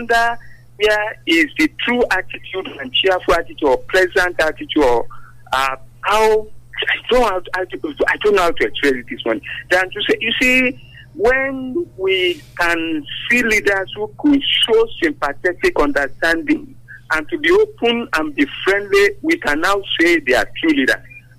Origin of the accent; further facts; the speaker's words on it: Abeokuta, Ogun State, Nigeria; from Abel Kuta.